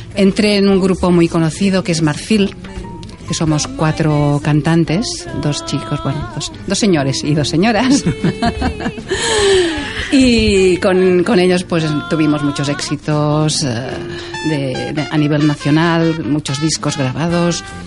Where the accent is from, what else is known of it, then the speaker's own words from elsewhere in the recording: Terrassa, Catalonia, Spain; first language Catalan; Spanish is a second language; en los conciertos en Tarrasa, que es de donde soy y donde he vivido siempre